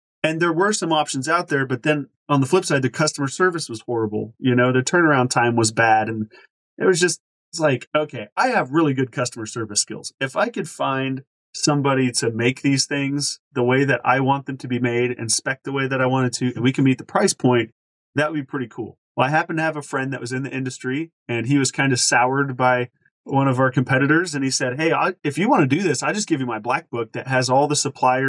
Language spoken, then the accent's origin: English; Kansas, United States; moved away; also born or lived in Oklahoma City, Oklahoma; That's our home state